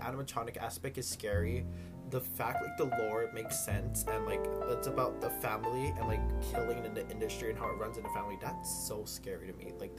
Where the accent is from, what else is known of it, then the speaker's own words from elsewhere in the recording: Halawa, Hawaii, United States; I'm from Halava. Like, Halava Correctional Facility.